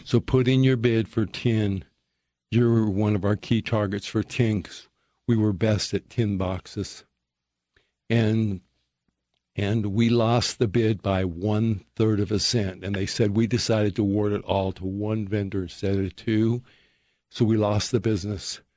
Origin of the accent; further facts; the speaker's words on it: Perry, Utah, United States; I grew up in Perry, Utah